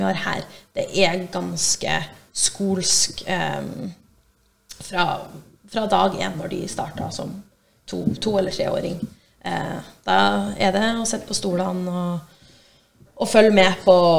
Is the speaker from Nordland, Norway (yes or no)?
yes; Brønnøysund, Nordland, Norway; moved away as an adult; also born or lived in China; Så jeg er fra Brønnøysund